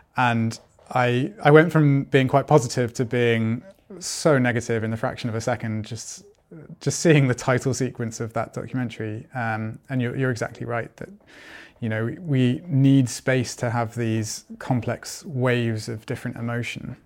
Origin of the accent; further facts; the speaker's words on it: United Kingdom; also born or lived in Germany; now in Sweden; I'm originally from Britain